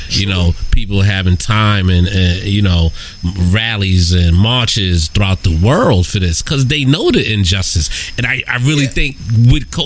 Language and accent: English; New York City, New York, United States; I'm born and raised in New York, Queens, New York